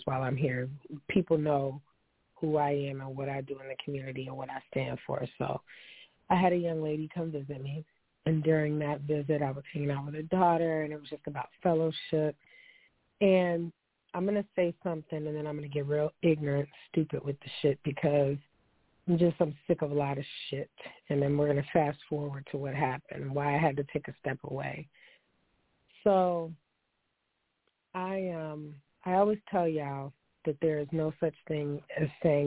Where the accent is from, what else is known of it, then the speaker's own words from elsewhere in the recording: Niagara Falls, New York, United States; I hail from Niagara Falls.